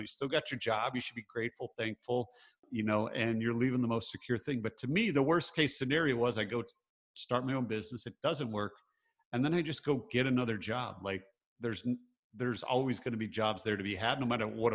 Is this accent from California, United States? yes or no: no; Michigan, United States; growing up, I grew up in Michigan. So grew up in the Midwest, pretty blue collar